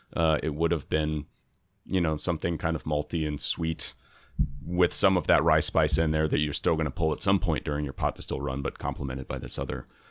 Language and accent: English; Houston, Texas, United States; moved away as an adult; now in Baltimore, United States; where I grew up in Houston